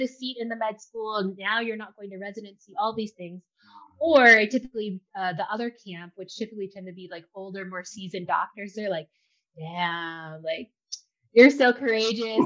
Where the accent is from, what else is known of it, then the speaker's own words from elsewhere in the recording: Ferguson, Missouri, United States; I grew up in Ferguson, like first gen, parents never went to college.